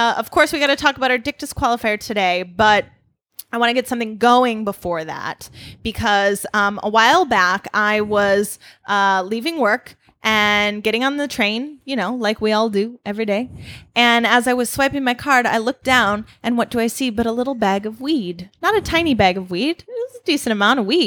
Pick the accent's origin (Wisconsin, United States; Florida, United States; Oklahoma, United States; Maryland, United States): Wisconsin, United States; I'm from Wisconsin